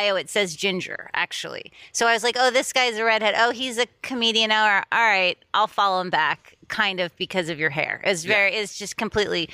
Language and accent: English; Miami Beach, Florida, United States; moved away as an adult; also born or lived in Boston, Massachusetts; now in Los Angeles, United States; I'm in Miami. I grew up on South Beach